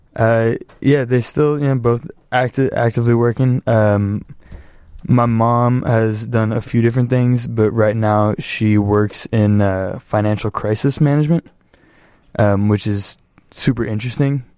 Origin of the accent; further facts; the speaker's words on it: Los Angeles, California, United States; moved away as an adult; now in Chicago, United States; West Valley, too. So, like, deep, deep valley